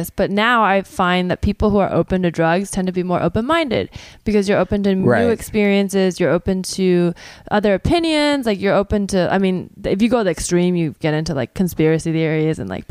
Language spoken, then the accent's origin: English; the Bay Area, California, United States; I grew up in the Bay